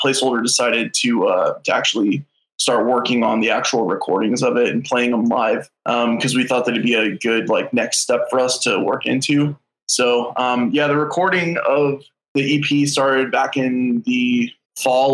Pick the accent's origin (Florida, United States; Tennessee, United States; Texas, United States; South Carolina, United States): Tennessee, United States; Millersville; now in St. Louis, United States; I grew up in outside of Nashville, Tennessee